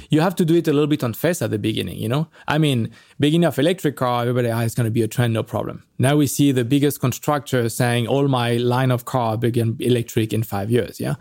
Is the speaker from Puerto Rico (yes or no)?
no; France; moved away; also born or lived in Paris; I'm from France